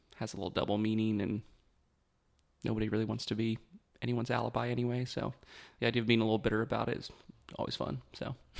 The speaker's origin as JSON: {"language": "English", "town": "Beckley", "region": "West Virginia", "country": "United States", "tie": "born or raised there", "said": "grew up in West Virginia"}